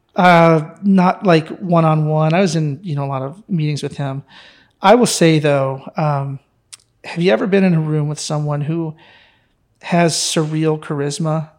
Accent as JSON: {"language": "English", "area": "near Detroit", "region": "Michigan", "country": "United States", "tie": "born or raised there", "also_born_or_lived": "Texas", "moved": "yes", "said": "growing up near Detroit"}